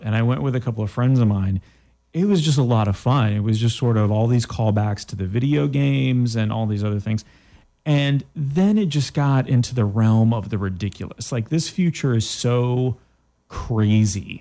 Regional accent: Canada; I am from Canada

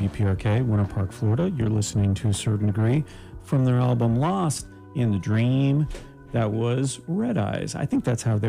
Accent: Canada; Just so you know, I'm from Canada.

